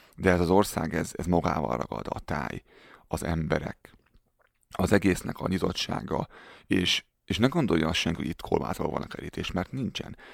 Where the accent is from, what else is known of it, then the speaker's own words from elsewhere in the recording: Hungary; moved away as an adult; also born or lived in Germany; now in Canada; Én nagyon büszke vagyok arra, hogy magyar vagyok.